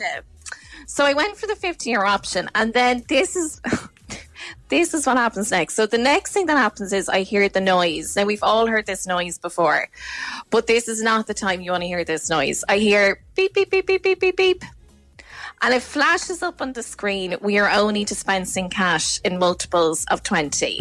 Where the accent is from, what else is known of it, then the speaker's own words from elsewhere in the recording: Ireland; I'm Irish